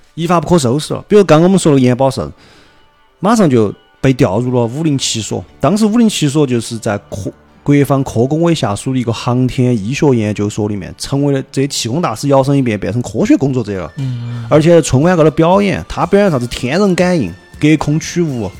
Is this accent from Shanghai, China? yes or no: no; Jiangyou, Sichuan, China; 而且是我们家乡的人